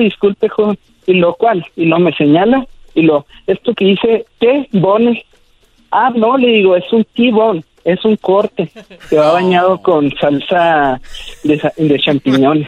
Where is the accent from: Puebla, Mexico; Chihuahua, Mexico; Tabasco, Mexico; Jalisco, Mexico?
Chihuahua, Mexico; Nuevo Casas Grandes; De Nuevo Casas Grandes, Chihuahua